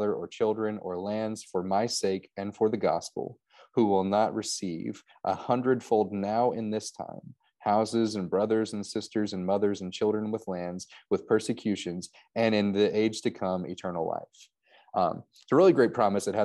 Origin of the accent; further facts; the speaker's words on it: Louisville, Kentucky, United States; now in Gettysburg, United States; North Central Kentucky, around Louisville.